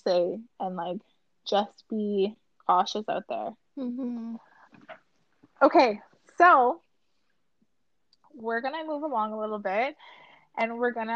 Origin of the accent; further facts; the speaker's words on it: Rockland, Ontario, Canada; when I was 10, we were growing up in Ottawa, outside of Ottawa in like Rockland.